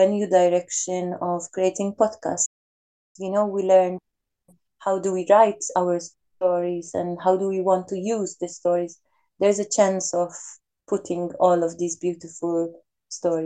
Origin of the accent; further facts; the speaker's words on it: Malta; now in Switzerland; I am originally from Malta.